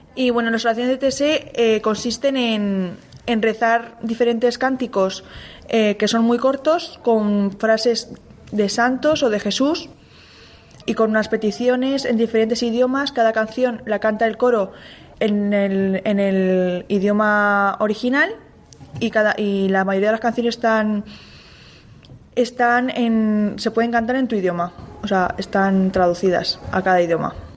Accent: Cuenca, Castilla-La Mancha, Spain; vengo de Cuenca, de Católicos en Acción

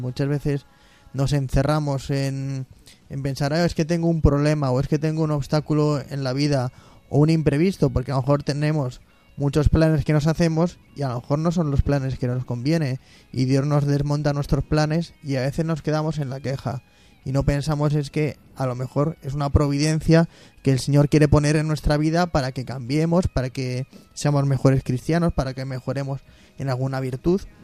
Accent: Móstoles, Community of Madrid, Spain; yo soy de Monsters

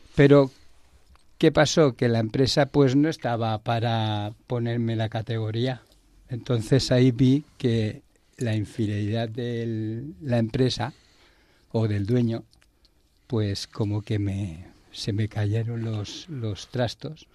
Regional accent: Barcelona, Catalonia, Spain; moved away as an adult; now in Madrid, Spain; yo soy de Barcelona y vine a Madrid a, llevar una empresa

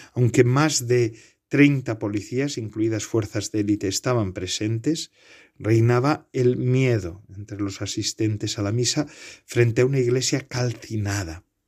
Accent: Bedarona, Ea, Basque Country, Spain; yo también tengo una ermita en honor al San Bartolomé en mi pueblo natal, en Bedarona, Enea

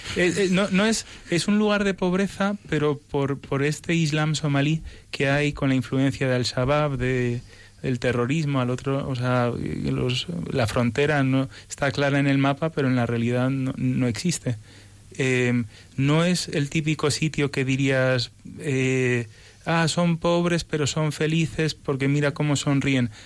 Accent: Spain; also born or lived in United States; vine con seis años, nací en Estados Unidos y, y cuando vinimos a España

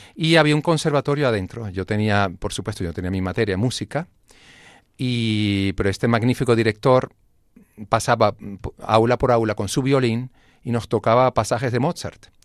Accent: Venezuela; moved away; also born or lived in Grenoble, France; Sí, nací en Francia. Mi padre estaba haciendo un posgrado ahí en, Grenoble y ya luego pues nos fuimos a Venezuela

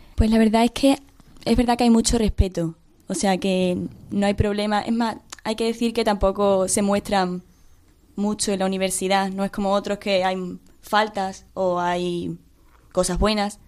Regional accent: Mérida, Extremadura, Spain; moved away as an adult; yo soy de, de Mérida, entonces yo estoy aquí estudiando

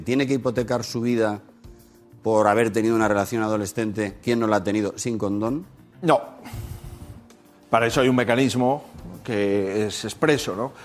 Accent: Spain; mi país

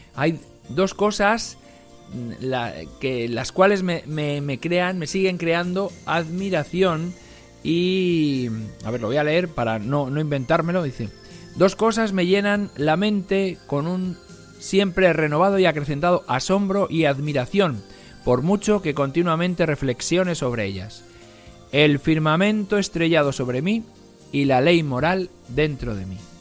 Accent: Algete, Community of Madrid, Spain; en mi pueblo, de donde yo soy, en Algete

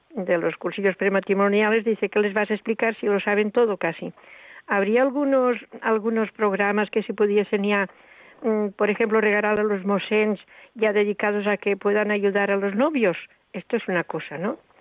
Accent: a village in Tarragona, Catalonia, Spain; soy de un pueblo de Tarragona

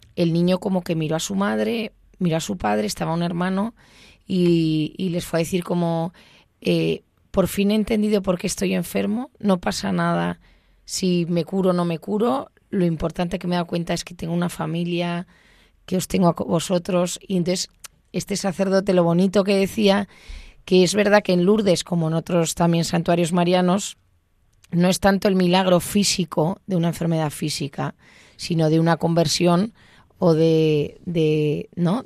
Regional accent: Bilbao, Basque Country, Spain; soy de Bilbao

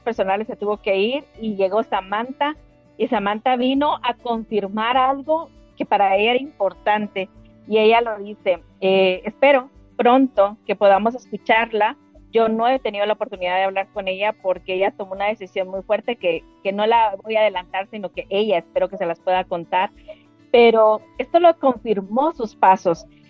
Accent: Guatemala; fuimos las dos primeras que llegamos de Guatemala

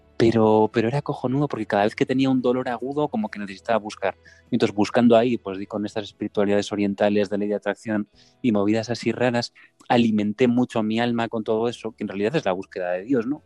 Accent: Santiago de Compostela, Galicia, Spain; also born or lived in Madrid; soy de, Santiago de Compostela, estoy viviendo aquí eh, ahora mismo luego he estado un montón de años en Madrid, desde los 19

